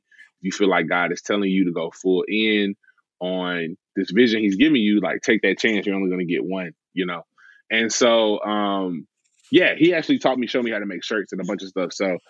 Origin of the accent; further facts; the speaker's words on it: the South, United States; even though I grew up in the South listening to 3 Six Mafia.